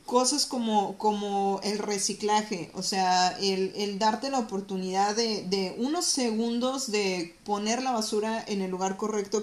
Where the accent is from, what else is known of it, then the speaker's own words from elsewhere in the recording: Mexico; moved away as an adult; now in Toronto, Canada; nosotras somos mexicanas especiales